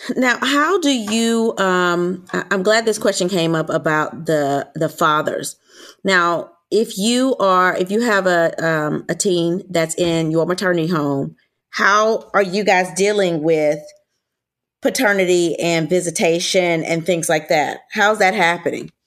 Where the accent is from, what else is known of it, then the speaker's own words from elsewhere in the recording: Louisiana, United States; I'm from Louisiana